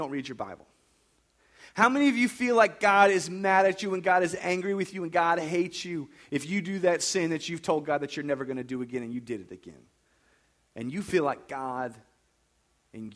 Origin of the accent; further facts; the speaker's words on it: United States; I was raised in America